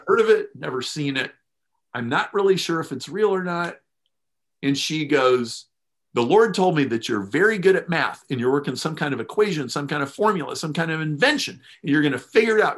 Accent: Lincoln, Nebraska, United States; I grew up in Lincoln, Nebraska

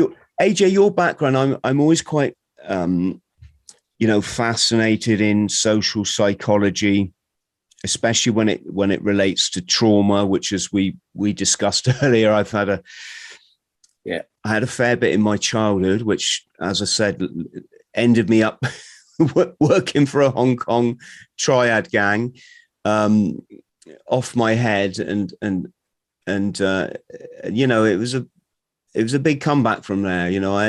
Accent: Bromley, London, United Kingdom; born there; I was born in Bromley.

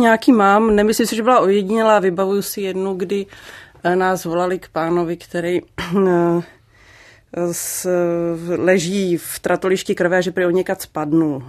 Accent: Liberec Region, Czechia; also born or lived in Prague; ačkoliv jsem se narodila v Praze, tak tady ten kraj jsem vždycky považovala za svůj domov

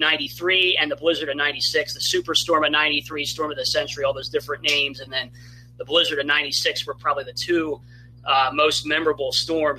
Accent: eastern Pennsylvania, United States; I grew up in Pennsylvania, eastern Pennsylvania

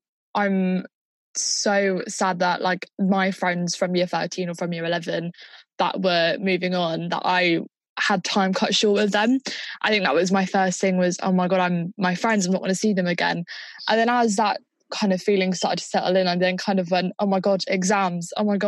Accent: Southampton, South East England, United Kingdom; I'm also in year 12. I'm from Southampton.

